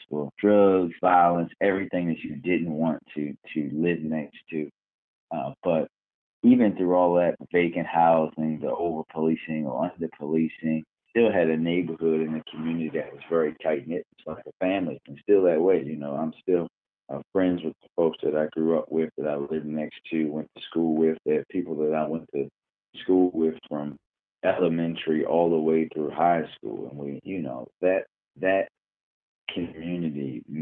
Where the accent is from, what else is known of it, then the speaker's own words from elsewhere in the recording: Baltimore, Maryland, United States; So I am I'm uh, from Park Heights in Baltimore, and I always say that growing up there was uh, essentially like heaven and hell at the same time.